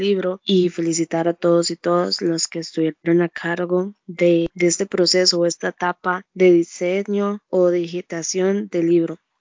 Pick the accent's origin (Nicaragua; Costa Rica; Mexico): Costa Rica; accent: tico (dragged R); como todo tico no los, la letra R no la pronunciamos